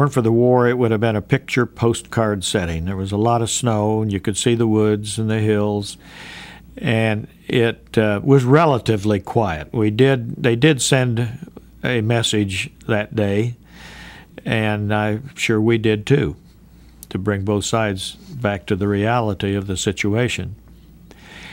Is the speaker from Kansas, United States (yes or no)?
yes; Great Bend, Kansas, United States; I was raised in Great Bend, Kansas